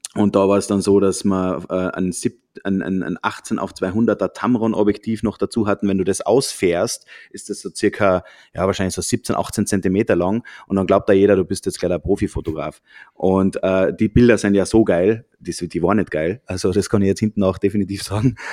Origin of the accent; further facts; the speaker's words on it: Austria; also born or lived in Germany; wir sind Österreicher, haben lange Zeit in Deutschland gewohnt